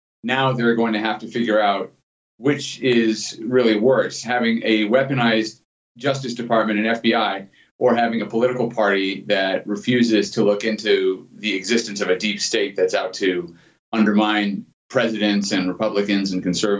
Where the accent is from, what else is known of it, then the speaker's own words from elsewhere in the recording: Oak Park, Illinois, United States; also born or lived in Skokie, Illinois; I grew up in Oak Park, and then we moved to Skokie, so I finished my school years in Skokie.